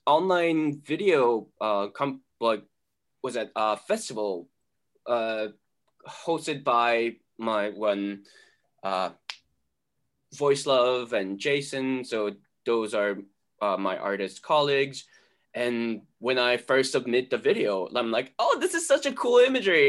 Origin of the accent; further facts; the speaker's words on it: South Korea; now in United States; And I grew up in Korea. I was born in US, but then my entire family moved back to Korea when I was two